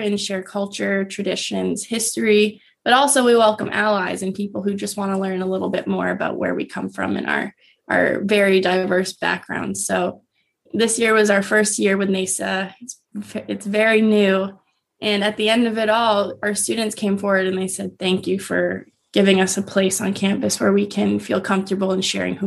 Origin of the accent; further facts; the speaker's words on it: Maine, United States; now in Connecticut, United States; I come from Maine